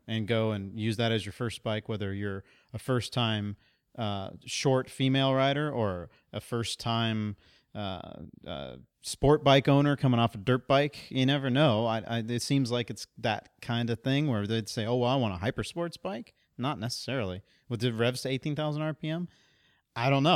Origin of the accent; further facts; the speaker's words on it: Central Texas, United States; In my hometown in Central Texas, the Honda shop was in the middle of nowhere